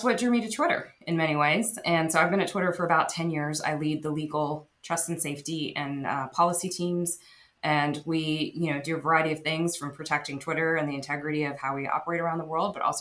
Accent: United States; also born or lived in Texas / New Jersey / Silicon Valley; I came when I was about 3 years old. I grew up in Texas and New Jersey

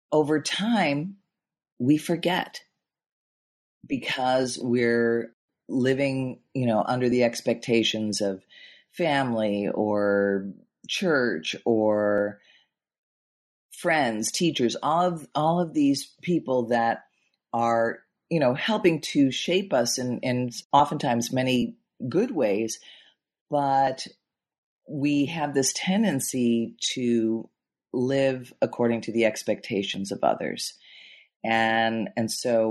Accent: Chicago, Illinois, United States; I grew up in Chicago in the Midwest

